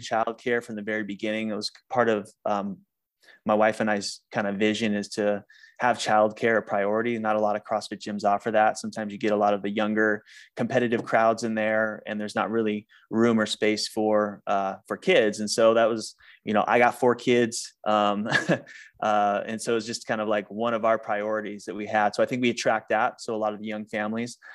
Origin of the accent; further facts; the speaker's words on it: Northern California, United States; moved away as an adult; also born or lived in Maui, Hawaii; now in Phoenix, United States; I grew up in Northern California as a gymnast